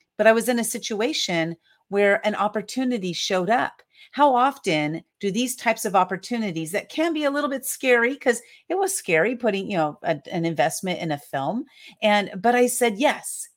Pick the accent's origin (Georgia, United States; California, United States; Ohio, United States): California, United States; San Diego; I was born and raised in San Diego, California